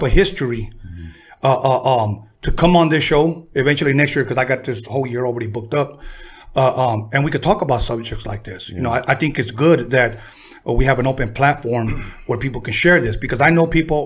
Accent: Los Angeles, California, United States; also born or lived in Torrance, California / Compton, California; I was born in City of Torrance. We lived in Compton until I was about 9. Then we moved to Wilmington, where I was raised

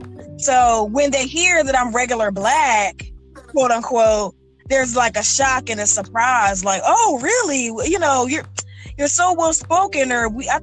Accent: Lancaster, Pennsylvania, United States; born there; also born or lived in Philadelphia / Chicago / Washington / Charlotte; now in Atlanta, United States; I was born in Lancaster, Pennsylvania. Lived in Greater Philadelphia for a few years. Lived in Chicago. Lived in D.C. Lived in Charlotte. Now I live in Greater Atlanta.

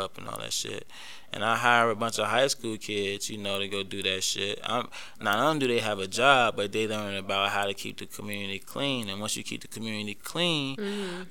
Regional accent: Atlanta, Georgia, United States; I come from a community where, you know, I'm from Atlanta, so, and I stayed in like a middle class, you know, like, community where we had a homeowners association.

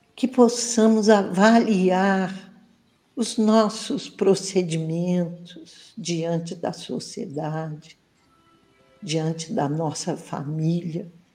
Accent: Barra Mansa, Rio de Janeiro, Brazil; Aqui curtindo esse friozinho gostoso da minha terrinha e eu quero mandar um abraço bem apertado para os ouvintes da Rádio Brasil Espírita de Barra Mansa, onde eu estou

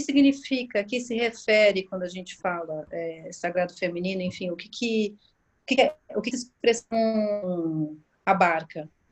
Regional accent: São Paulo, Brazil; eu sou aqui de São Paulo

